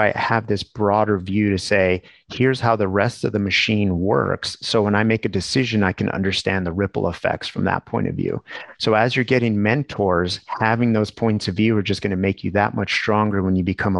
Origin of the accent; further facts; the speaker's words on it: New Mexico, United States; growing up in New Mexico